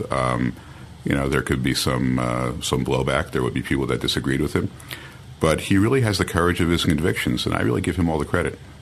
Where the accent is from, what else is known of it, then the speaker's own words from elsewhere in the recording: Long Island, New York, United States; moved away as an adult; now in Jerusalem, Israel; I grew up on Long Island